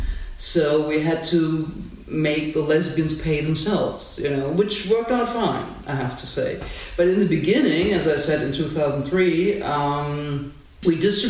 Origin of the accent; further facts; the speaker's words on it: Berlin, Germany; I grew up in Berlin.